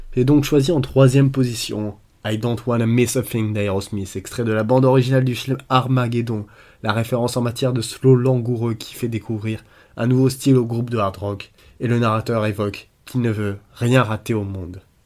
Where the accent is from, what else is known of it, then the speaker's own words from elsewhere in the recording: France; en tant que Français